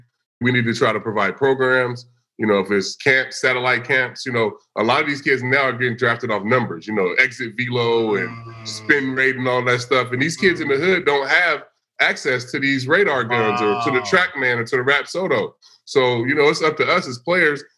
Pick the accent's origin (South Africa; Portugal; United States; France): United States; Vallejo, California; Growing up in Vallejo